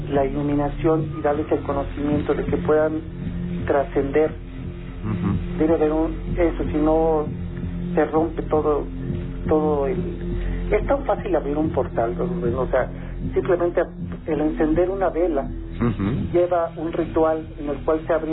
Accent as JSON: {"language": "Spanish", "town": "Catemaco", "region": "Veracruz", "country": "Mexico", "said": "Eh, yo soy de Catemaco."}